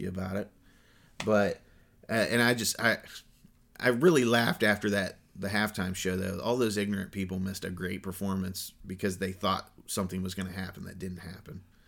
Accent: Columbus, Ohio, United States; we're from Columbus, Ohio

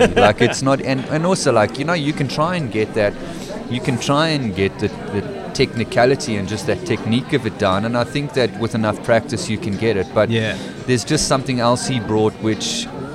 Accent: Western Cape, South Africa; I grew up in the Cape

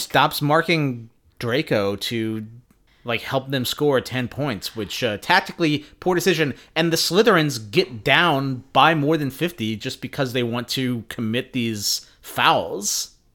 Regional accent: Phoenix, Arizona, United States; Growing up in Phoenix

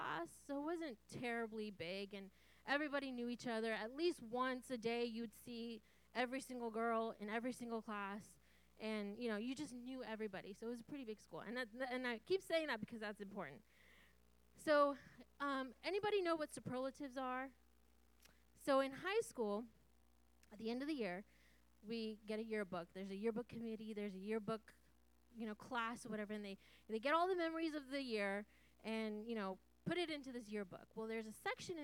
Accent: Santa Rosa, California, United States; I grew up here in Santa Rosa, born and raised.

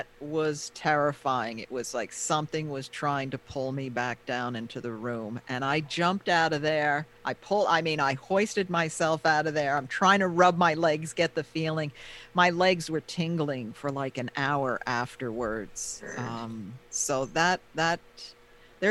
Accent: Pearl River, New York, United States; I grew up in Pearl River

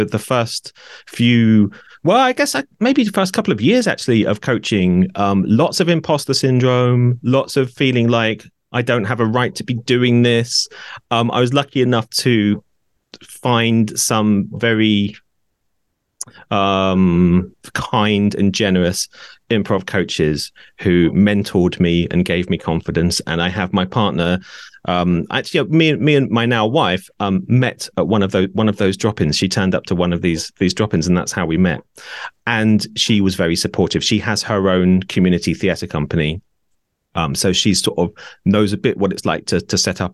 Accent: Norwich, East of England, United Kingdom; moved away as an adult; also born or lived in Brighton; moved back to my hometown of Norwich

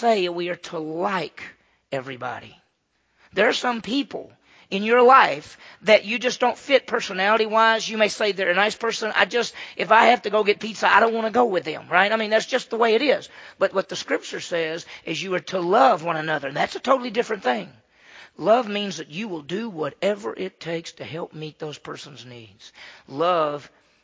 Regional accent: Meridian, Mississippi, United States; I grew up in the South, right? I grew up in Meridian, Mississippi.

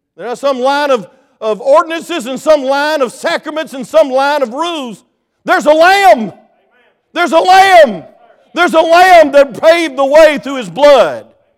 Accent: South Georgia, United States; I came from South Georgia

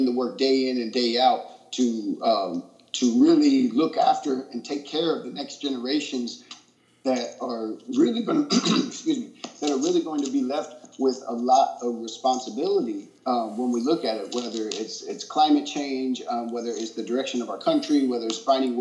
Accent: United States; as someone who is mostly proud of being from this country

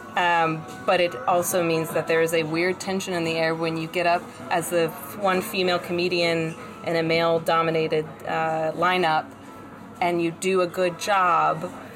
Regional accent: South Carolina, United States; now in New York, United States; I grew up in South Carolina, the South.

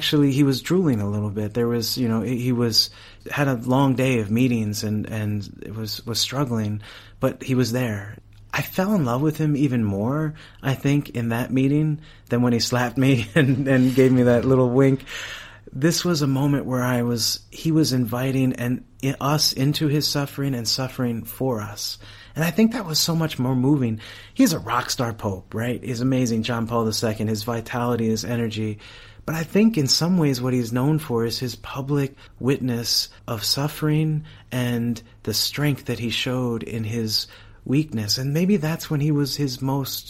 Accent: United States; I was from America

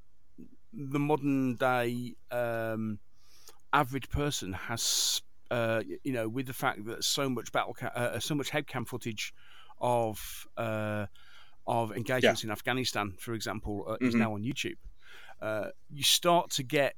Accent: United Kingdom; I'm a Brit, not an American

